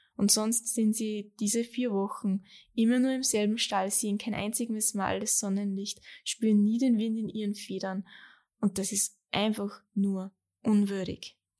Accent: Austria; bei uns in Österreich

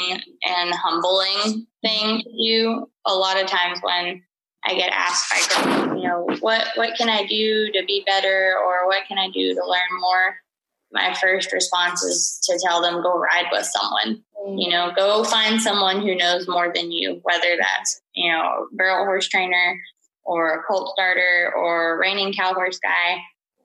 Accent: McDade, Texas, United States; I am from McDade, Texas, down here in the Central Texas area.

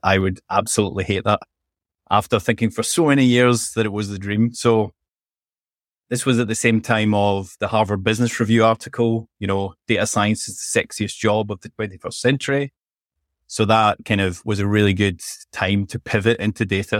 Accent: Scotland, United Kingdom; accent: Scottish; also born or lived in London; I'm from Scotland, as you can probably tell from my accent.

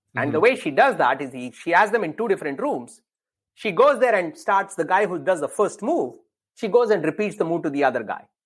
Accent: India; growing up in India

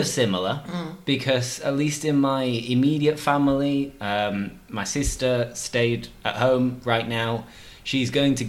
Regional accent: England, United Kingdom; But as far as I know, I'm English. Through and through. 100% English.

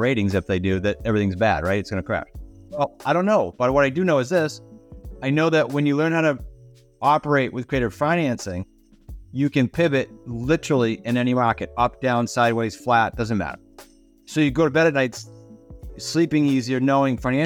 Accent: Massachusetts, United States; moved away as an adult; now in Rhode Island, United States; I'm in Rhode Island, but I grew up in Massachusetts

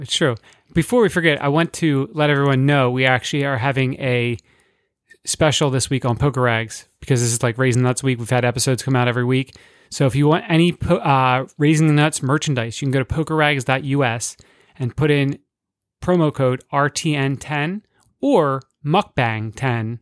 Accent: New Jersey, United States; we're from South Jersey, too

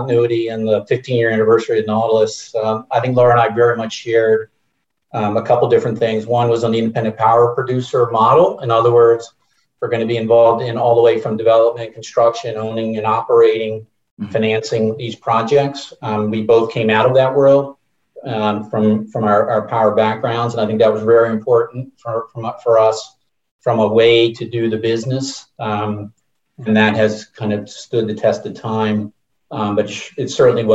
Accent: Baltimore, Maryland, United States; I grew up in Baltimore, Maryland

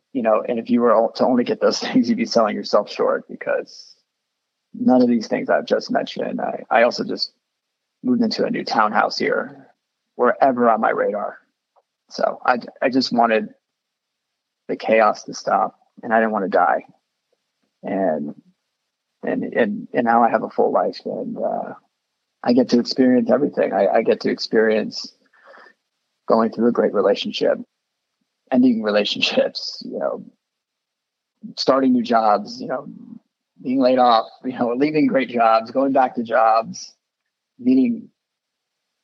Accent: South Florida, United States; I grew up in South Florida

